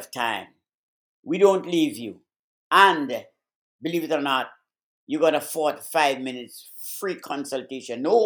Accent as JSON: {"language": "English", "country": "Grenada", "tie": "born or raised there", "accent": "Caribbean", "moved": "yes", "said": "I had to stand up as a little boy of 9, 10, 11, in the hot sun, with uniforms on, blue and khaki, and a little royal jack in my hand, to wave to one of the Queen's boozy, arrogant, boorish, snobbish, progenies would have come to my little country of Grenada."}